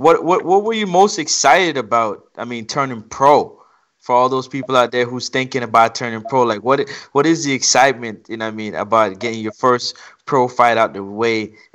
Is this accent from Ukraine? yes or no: no; Jamaica; I'm Jamaican.